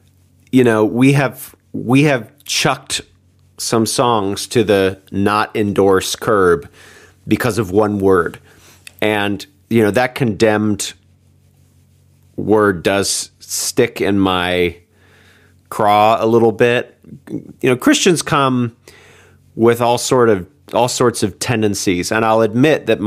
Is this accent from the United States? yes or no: yes; United States; also born or lived in United Kingdom; I'm an American